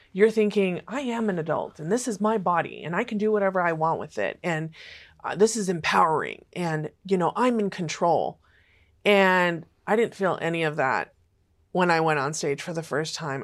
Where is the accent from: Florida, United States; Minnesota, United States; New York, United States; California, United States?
California, United States; Los Angeles; also born or lived in Fresno, California / Oklahoma City, Oklahoma / Sherman Oaks, California; when I was about four and a half, we moved to Hollywood, California